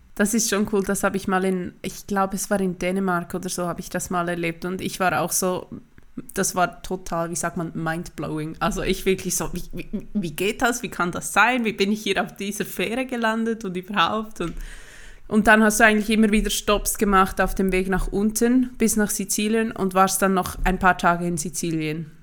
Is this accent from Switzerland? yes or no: yes; Switzerland; bei uns in der Schweiz